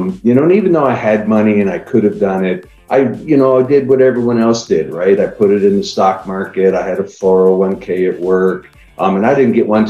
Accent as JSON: {"language": "English", "town": "Niagara Falls", "region": "Ontario", "country": "Canada", "moved": "yes", "lives_now": "Austin, United States", "said": "I live in Austin, Texas right now. I'm originally from Niagara Falls, Canada."}